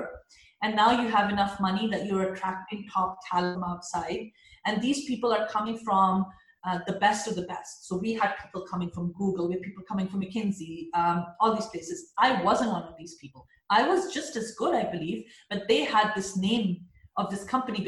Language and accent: English; Pakistan; a Pakistani woman